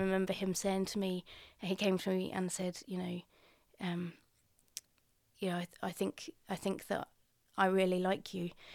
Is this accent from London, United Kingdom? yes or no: no; Colchester, East of England, United Kingdom; I grew up in Colchester, not very far from here.